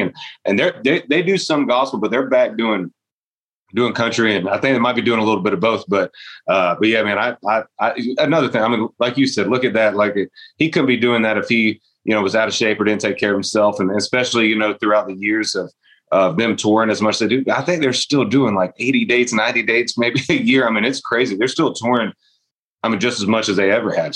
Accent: Eustis, Florida, United States; growing up in Florida

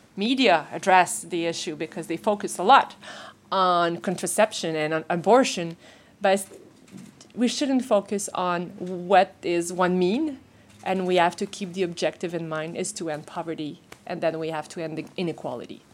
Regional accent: Canada; as Canadian

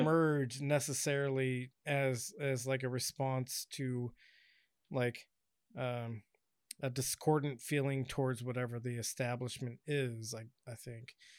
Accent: Washington, United States; now in Southern California, United States; when I grew up in Washington

